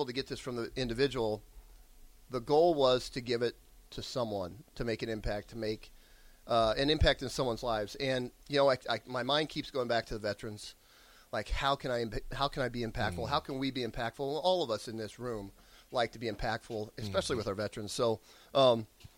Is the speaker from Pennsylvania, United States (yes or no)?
no; Rosalie, Nebraska, United States; moved away; also born or lived in Lincoln, Nebraska; I grew up in Village Rosalie in northeast Nebraska in the Omaha Indian Reservation, a village of 90 people.